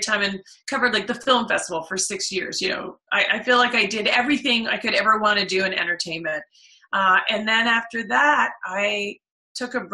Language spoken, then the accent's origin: English; Oakville, Ontario, Canada; I grew up in Oakville